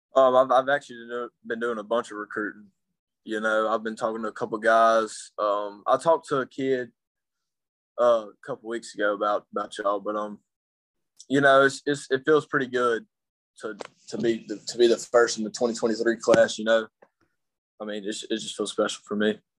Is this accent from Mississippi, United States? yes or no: yes; Clinton, Mississippi, United States; now in Denham Springs, United States; I'm from Clinton, Mississippi. I was born and raised okay. some of my life there, and I moved here